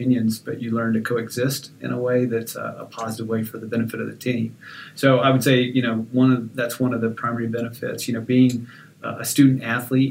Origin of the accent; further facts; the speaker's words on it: Abilene, Texas, United States; I did grow up in Abilene and spent a lot of my junior high and high school days